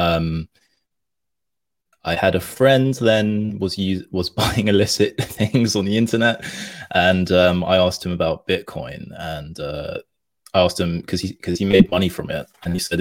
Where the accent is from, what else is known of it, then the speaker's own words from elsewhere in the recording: London, United Kingdom; me being from London